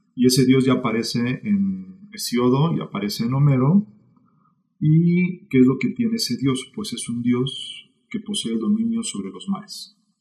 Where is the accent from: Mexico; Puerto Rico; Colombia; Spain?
Mexico; Mexico City; nací en la Ciudad de México en 1984